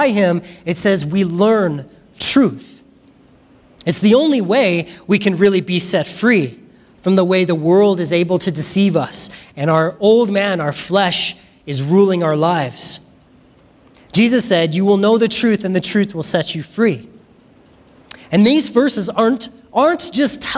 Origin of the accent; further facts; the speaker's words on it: United States; We're American